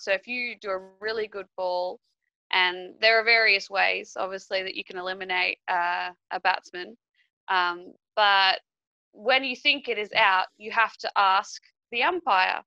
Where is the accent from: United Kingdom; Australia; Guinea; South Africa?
Australia; moved away as an adult; now in Peru; I live in Peru. I'm I'm Australian, but I've I've been living here for for five years